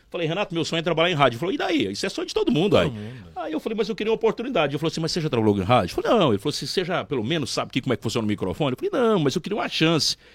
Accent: Santa Helena de Goiás, Goiás, Brazil; also born or lived in Rio Verde; now in Caçu, Brazil; Na minha identidade até tá que eu sou de Rio Verde, mas só nasci lá. Eu sou filho de Santa Helena com muito orgulho, mas hoje eu tenho um título de cidadão caçuense, sou caçuense

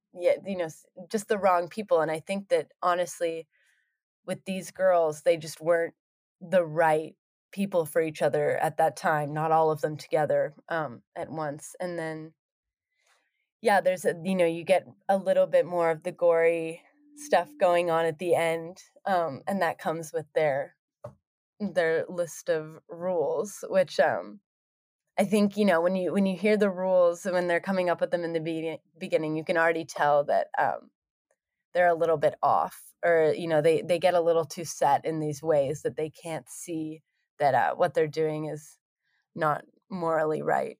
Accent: Cortes Island, British Columbia, Canada; moved away as an adult; now in Vancouver, Canada; I didn't live around them, they all still lived back, um, in my hometown

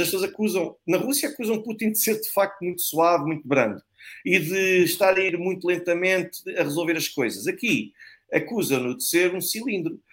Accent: Portugal; nós, portugueses, nós temos o direito de voltar ao nosso país

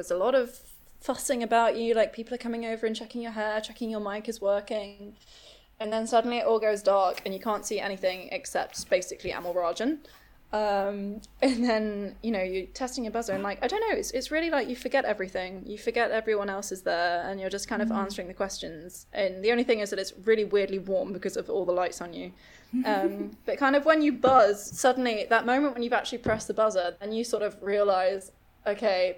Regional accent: Manchester, North West England, United Kingdom; moved away as an adult; also born or lived in London; Manchester is my hometown

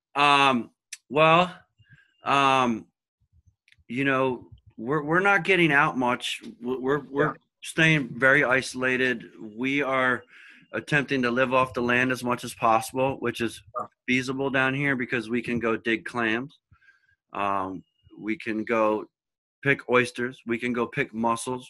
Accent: Philadelphia, Pennsylvania, United States; moved away as an adult; also born or lived in Boston; now in Cape Cod, United States; I'm from Philadelphia. I moved to Boston to follow my older son, Aiden.

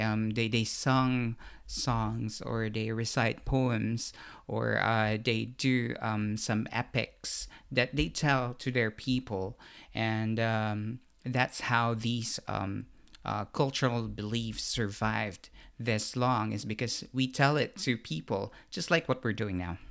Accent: Central Luzon, Philippines; I grew up in Bulacan, in the Philippines

